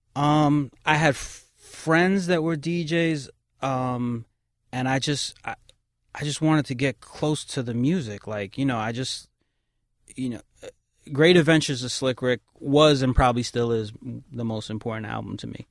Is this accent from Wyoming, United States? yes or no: no; New York City, New York, United States; I grew up on Kings Highway in Brooklyn